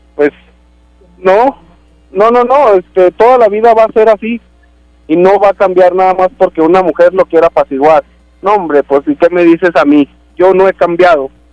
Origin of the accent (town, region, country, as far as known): Durango, Mexico